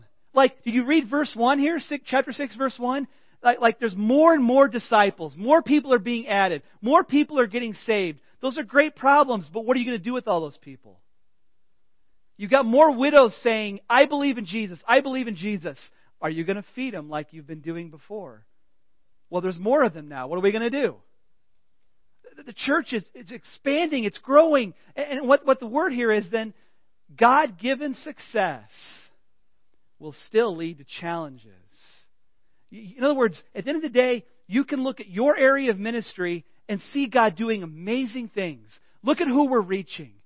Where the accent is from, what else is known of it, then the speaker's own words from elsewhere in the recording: Illinois, United States; moved away; I'm just from Illinois